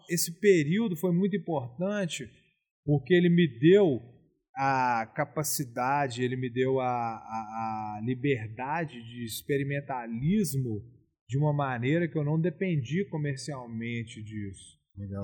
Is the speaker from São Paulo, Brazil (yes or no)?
no; Belo Horizonte, Minas Gerais, Brazil; also born or lived in Rio de Janeiro / Ouro Preto; eu nasci em Belo Horizonte. Eu passei minha infância, obviamente, em BH, Rio de Janeiro e Fazenda